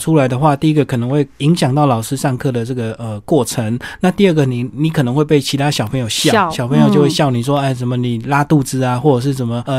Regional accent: Taiwan; 不像我们台湾人啊。

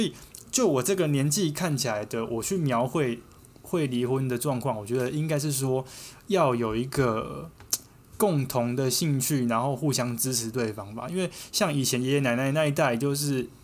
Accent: Taiwan; 我们台湾人不会去注意到的一些街景

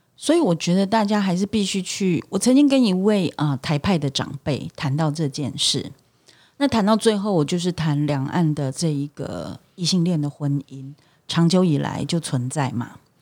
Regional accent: Taiwan; 我们作为台湾人，我们当然希望大家都爱台湾嘛

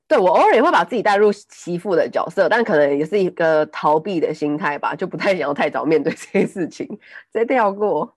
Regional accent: Taipei, Taiwan; first language Taiwanese Hokkien; Chinese is a second language; 我小时候是带我阿公阿妈那边长到小班、中班之类的，然后才回台北嗯。念书

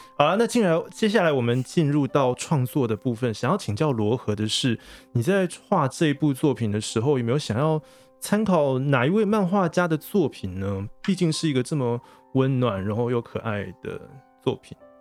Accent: Taiwan; 我们台湾人其实也包含了各族的原住民啊，还有闽南人、客家人、台美混血等等

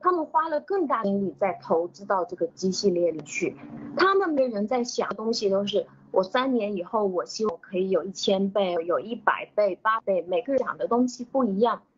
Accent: China; 我们中国人可能太看重这个成功，或者是太看看重这个得和失了。所以，嗯，那但是我们中国人是对这个得与失最没有感觉的

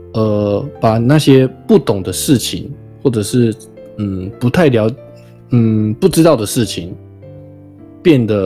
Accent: Taiwan; 就虽然我是台湾人嘛，我并非在日本出生，我在台湾出生，然后也在台湾长大

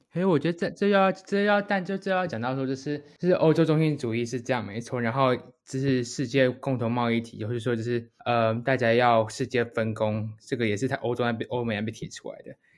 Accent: Taiwan; 当初我读正大附中国际英语特色班，高中的时候

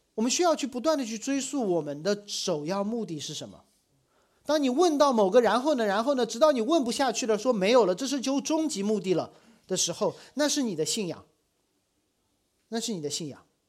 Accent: Shanghai, China; 我小时候在上海，我住在大学的校园里，那时候的上海还没有很多的外国人来

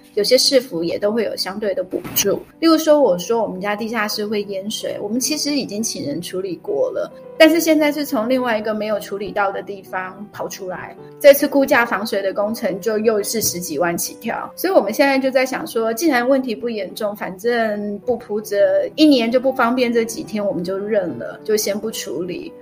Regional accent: Taiwan; 我们台湾人

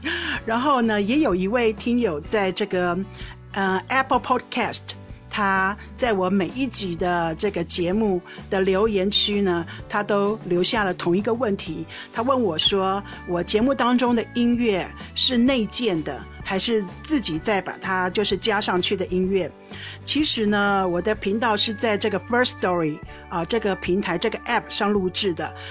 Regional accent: China; 所以一旦我说中国人叫骄傲，我就会说历史文化，我们五千年的文化。

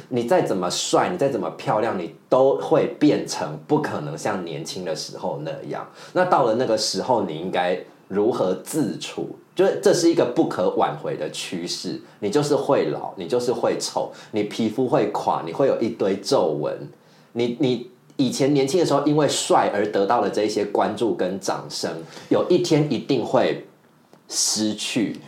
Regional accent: central and southern Taiwan, Taiwan; now in Taipei, Taiwan; 我就是中南部的小孩

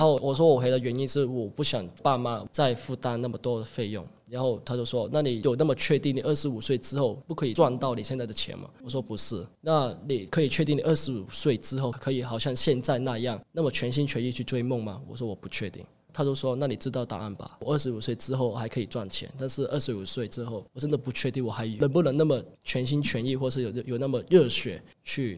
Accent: Hong Kong; moved away as an adult; now in Taiwan; 来自香港，然后也是明星科技大学运动管理系大二，同时也是篮球队的球员

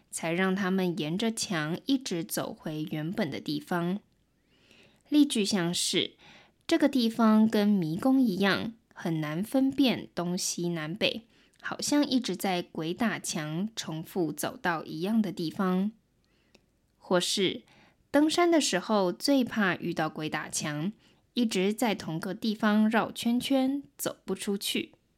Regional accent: Taiwan; first language Mandarin Chinese; 我是来自台湾的

